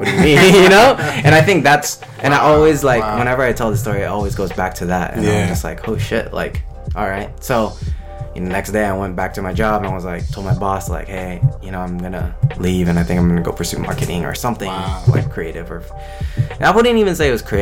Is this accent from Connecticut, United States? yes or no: no; Cypress, California, United States; I'm originally from LA. Like, grew up out there in Cyprus. It's kind of near Long Beach